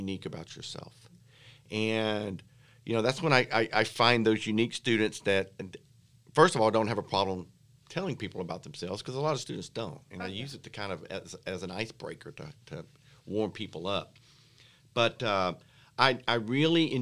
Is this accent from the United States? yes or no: yes; Alabama, United States; I'm from here